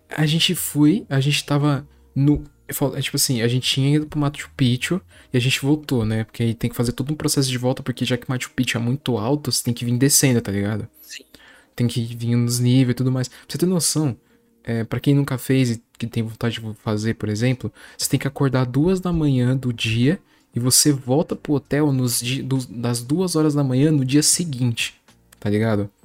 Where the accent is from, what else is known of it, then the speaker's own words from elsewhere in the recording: São Paulo, Brazil; somos sim de São Paulo